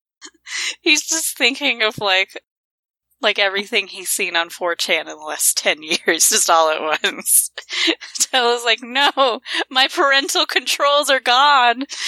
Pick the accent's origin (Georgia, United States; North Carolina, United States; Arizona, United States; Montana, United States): Montana, United States; I'm from Montana